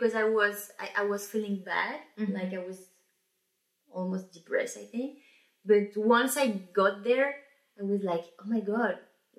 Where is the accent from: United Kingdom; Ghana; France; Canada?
France; accent: French; English is a second language; also born or lived in Belgium / Italy / Birmingham